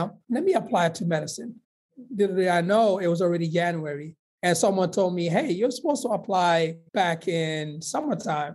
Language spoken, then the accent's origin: English; Guinea; moved away; also born or lived in Sierra Leone; my family actually had to flee because there was a civil war in Sierra Leone. So they went to the neighboring country of Guinea.